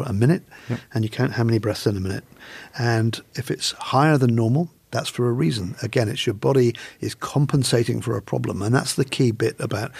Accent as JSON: {"language": "English", "region": "England", "country": "United Kingdom", "moved": "yes", "lives_now": "Australia", "said": "I'm an Englishman."}